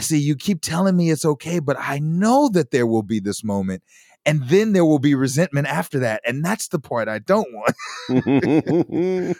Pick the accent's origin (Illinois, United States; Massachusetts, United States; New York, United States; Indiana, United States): Illinois, United States; Chicago; I'm from Chicago, so they take me from, like, a big city with tall buildings